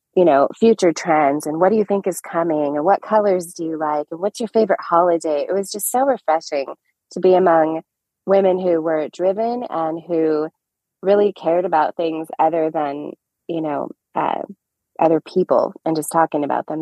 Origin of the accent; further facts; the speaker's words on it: Orange, California, United States; also born or lived in Anaheim Hills, California; I am a California native. I'm actually an Orange County native. I grew up in Orange and then Anaheim Hills